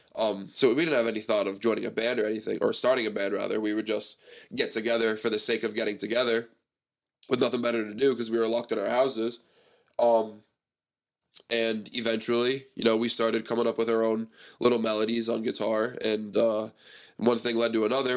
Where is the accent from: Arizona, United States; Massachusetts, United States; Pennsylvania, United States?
Massachusetts, United States; Seekonk; also born or lived in East Providence, Rhode Island / Pawtucket, Rhode Island / Cranston, Rhode Island; I grew up in Seekonk. I have all these friends in Seekonk